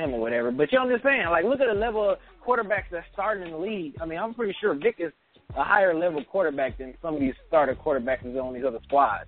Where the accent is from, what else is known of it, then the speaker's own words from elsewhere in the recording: Detroit, Michigan, United States; I rep all Detroit teams